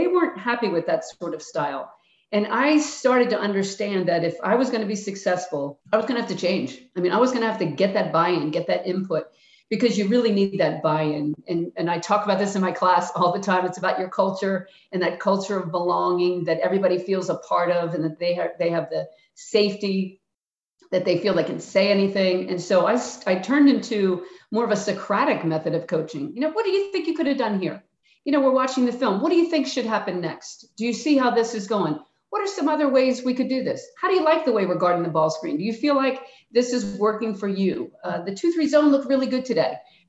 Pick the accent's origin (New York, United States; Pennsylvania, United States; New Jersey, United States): Pennsylvania, United States; Philadelphia; I'm from Philly